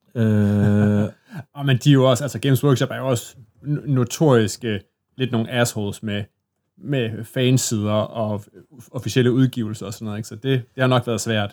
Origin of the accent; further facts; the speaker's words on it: Assens, Southern Denmark, Denmark; i Assens, hvor jeg kommer fra, der spillede folk så Warhammer Fantasy Battle